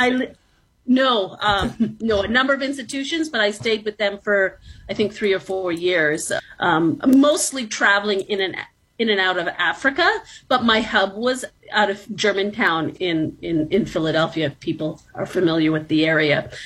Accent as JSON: {"language": "English", "town": "Toronto", "region": "Ontario", "country": "Canada", "tie": "born or raised there", "also_born_or_lived": "New York City", "said": "So I was born in New York City, actually. So I'm American born, but I was raised since I was very young in the city of Toronto"}